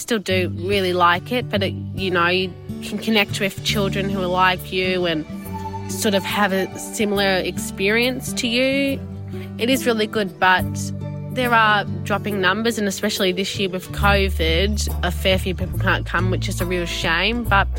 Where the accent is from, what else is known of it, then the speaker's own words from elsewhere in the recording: Victoria, Australia; also born or lived in Addis Ababa, Ethiopia; I'm 14 years old. I was born in Addis Ababa, Ethiopia in 2008 and then was adopted to Australia and now live in Cobden, Southwest Victoria.